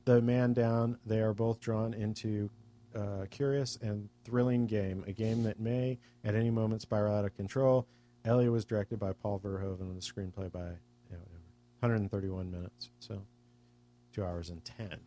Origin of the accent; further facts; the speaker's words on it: United States; as an American